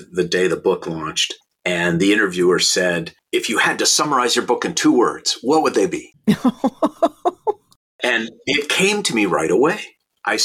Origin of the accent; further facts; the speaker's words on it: St. Louis Park, Minnesota, United States; now in Los Angeles, United States; I was born in 1960 in St. Louis Park, Minnesota, and went to Aquila Elementary School